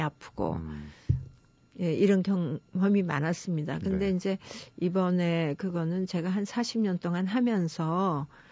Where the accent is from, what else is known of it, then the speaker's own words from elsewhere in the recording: Jeju City, Jeju, South Korea; moved away as an adult; 제가 제주시에 아주 그 옛날 마을이 있는 묵은성이라는 데가 있습니다. 거기서 네. 제가 태어나서 지금도 친정이 거기 있거든요. 음. 예, 그런 데서 자랐는데